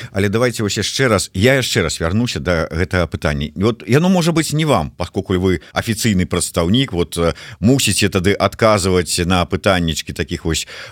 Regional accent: Belarus; moved away; also born or lived in Minsk; беларусы у беларусі

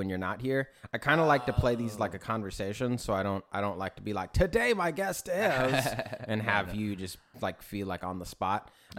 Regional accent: Glendale, Arizona, United States; moved away; I grew up in Westside Phoenix in Glendale, over by like where the arenas are.

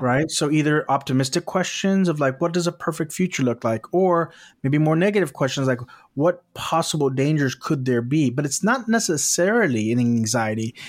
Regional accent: South Texas, United States; now in West Coast, United States; I'm from South Texas

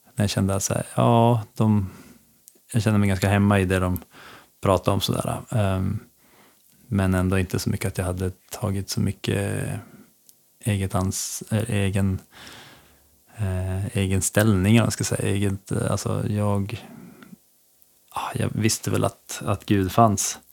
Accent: Skellefteå, Västerbotten County, Sweden; now in Örnsköldsvik, Sweden; jag är från Skellefteå egentligen. Ehm, uppvuxen där mina första år

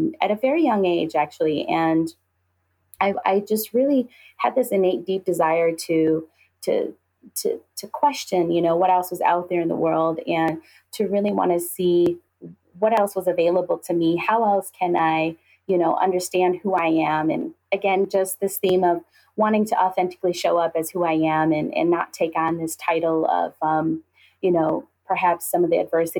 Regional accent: Dearborn, Michigan, United States; I was born and raised in East Dearborn

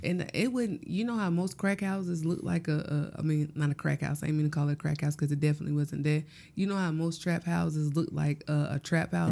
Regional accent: Gloverville, South Carolina, United States; I'm from Gloverville, South Carolina.

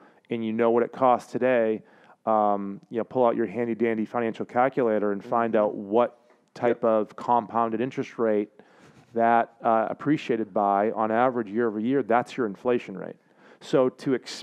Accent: South Portland, Maine, United States; growing up in South Portland, Maine, holler, SoPo

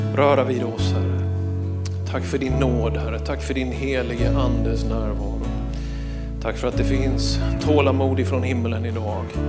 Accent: Småland, Sweden; jag är ju smålänning

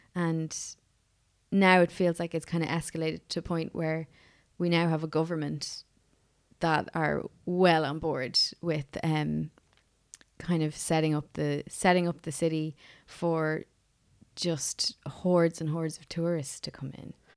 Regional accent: Offaly, Leinster, Ireland; also born or lived in United States; now in Dublin, Ireland; I'm originally from Offaly.

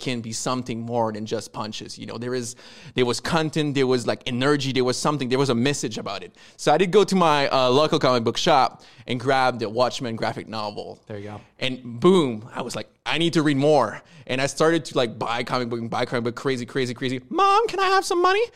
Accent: Quebec, Canada; accent: French Canadian; I'm from Quebec. That, that's the accent, like French Canadian

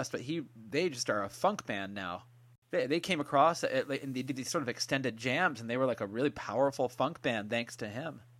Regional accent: San Francisco, California, United States; growing up in California, I'm I'm from San Francisco

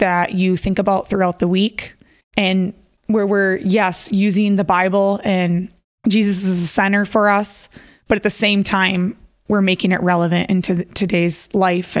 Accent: Minnesota, United States; I grew up in Minnesota and I'm one of three girls

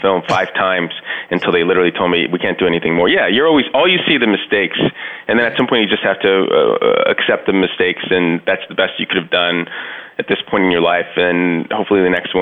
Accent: Laredo, Texas, United States; moved away as an adult; I left Laredo in 1990, which is it was a much smaller town back then

